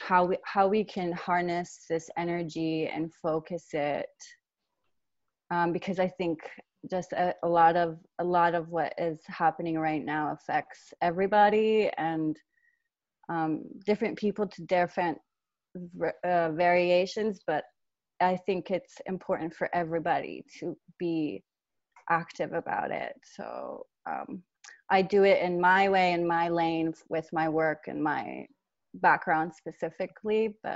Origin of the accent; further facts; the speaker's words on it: Iran; now in United States; driven by my bicultural background, half Iranian and half American. But I grew up in Iran, which shaped a lot of how I think. And my life in the United States has been a trip.